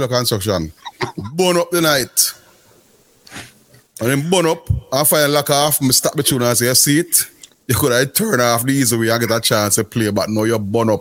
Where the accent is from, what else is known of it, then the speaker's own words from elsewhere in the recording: Kingston, Jamaica; I come from Greenwich Farm